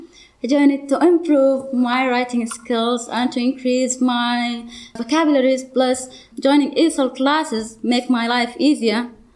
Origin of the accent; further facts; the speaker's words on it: Sudan; English is a second language; now in United Kingdom; I'm from Sudan.